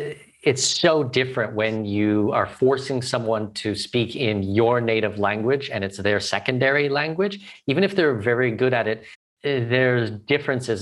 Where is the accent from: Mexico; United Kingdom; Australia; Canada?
Canada; first language English; I'm Canadian, native English speaker